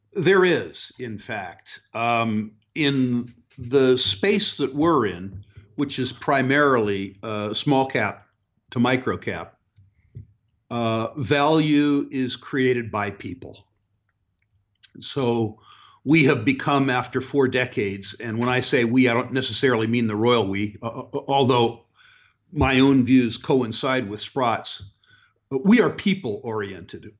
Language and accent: English; United States; moved away as an adult; also born or lived in Canada; being American